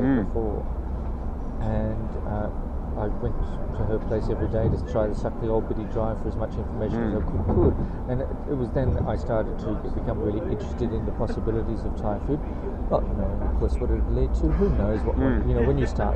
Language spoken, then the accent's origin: English; Australia